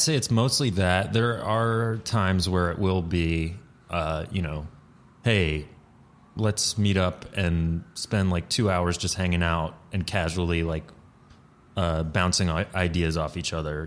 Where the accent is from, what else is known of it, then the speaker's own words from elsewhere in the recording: Atlanta, Georgia, United States; moved away as an adult; now in New York, United States; I grew up in Atlanta, like, in the city